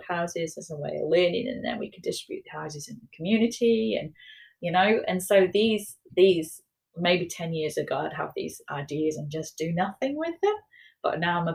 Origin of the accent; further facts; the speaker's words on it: United Kingdom; moved away as an adult; now in Wellington, New Zealand; I'm a British architect